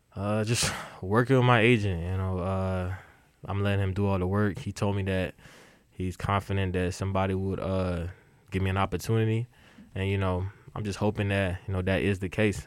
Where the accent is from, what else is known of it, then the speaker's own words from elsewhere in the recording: Nigeria; I grew up playing soccer because uh, I'm Nigerian